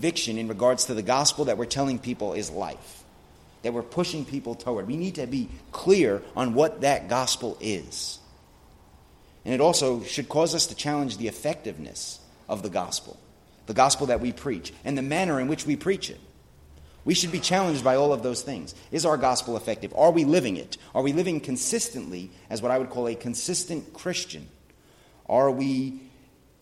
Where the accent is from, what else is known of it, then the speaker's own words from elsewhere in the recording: United States; me being an American